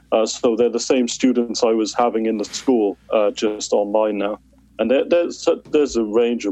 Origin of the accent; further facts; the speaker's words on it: Wales, United Kingdom; moved away as an adult; now in Romania; I'm from Wales. I moved out here in February